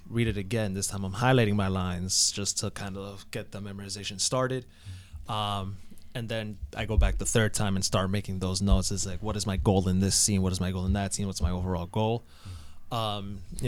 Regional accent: Providence, Rhode Island, United States; also born or lived in New Jersey; I was born in New Jersey, but I always joke around and say that doesn't count because we moved to Rhode Island when I was four. So I don't remember New Jersey. So pretty much a Providence kid through and through.

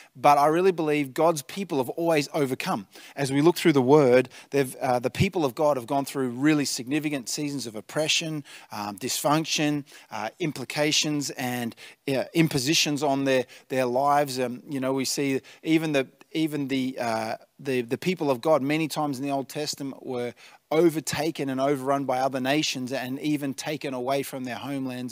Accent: Tatura, Victoria, Australia; now in Albury-Wodonga, Australia; I grew up in the Golden Valley, uh, in Tatura

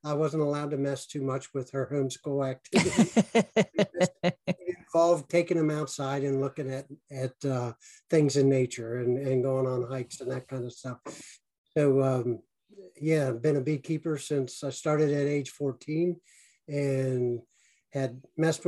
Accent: north of Pittsburgh, Pennsylvania, United States; North of Pittsburgh, about 45 minutes

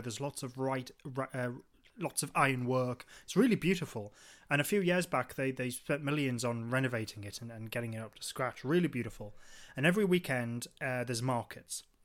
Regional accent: Newcastle upon Tyne, North East England, United Kingdom; we're from, uh, Newcastle, the northeast of England

